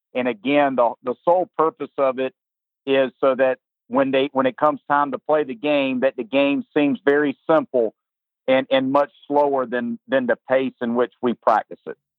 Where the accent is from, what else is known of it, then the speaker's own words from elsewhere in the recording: Lugoff, South Carolina, United States; I'm from South Carolina, uh, grew up here. My whole family's from here